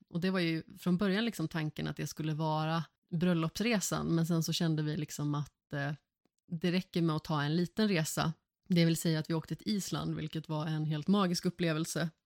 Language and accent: Swedish; Vårgårda, Västra Götaland, Sweden; also born or lived in Allingsås; jag är uppvuxen i Vårgårda och Allingsås